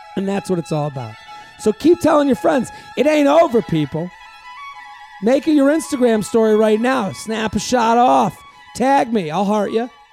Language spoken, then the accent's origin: English; Boston, Massachusetts, United States; now in New York, United States; when I moved here from Bo-, Boston